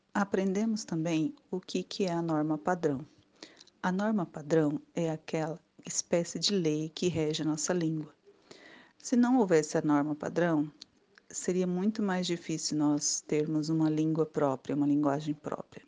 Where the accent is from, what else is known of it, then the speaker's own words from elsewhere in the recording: Brazil; Nosso país é tão grande que um lugar ou uma região fala diferente da outra